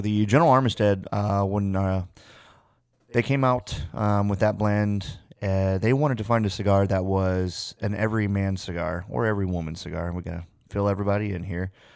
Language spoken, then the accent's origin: English; United States; Born and raised about three, just shy of three hours outside of Chicago